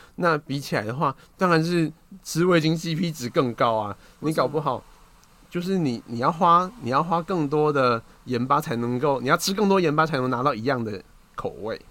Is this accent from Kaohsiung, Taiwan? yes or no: yes; Kaohsiung, Taiwan; 你像我高雄人